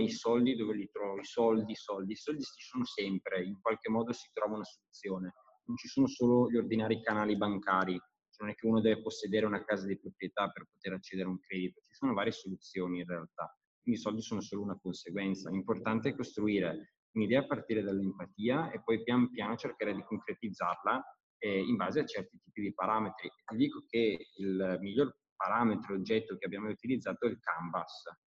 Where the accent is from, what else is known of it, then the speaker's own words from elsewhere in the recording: Brescia, Lombardy, Italy; io sono di Brescia